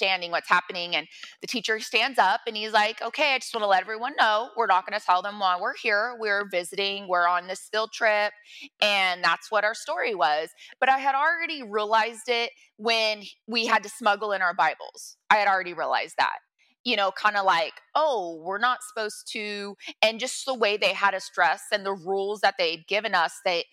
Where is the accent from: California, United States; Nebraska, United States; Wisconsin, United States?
California, United States; Monterey County; born or raised there; also born or lived in Santa Cruz County, California